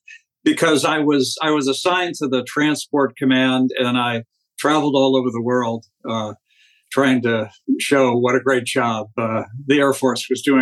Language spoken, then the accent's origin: English; Washington, District of Columbia, United States; moved away as an adult; also born or lived in St. Louis area; I grew up in suburban Washington, D.C., went to college in the Midwest, in the St. Louis area, was a photographer in the Air Force for 4 years during the Vietnam era.